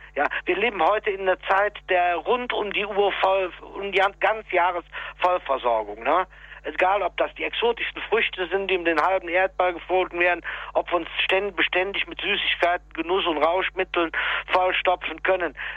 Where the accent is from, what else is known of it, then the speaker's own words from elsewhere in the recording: Rhineland, Germany; bei uns in, in dem Dorf, wo ich geboren bin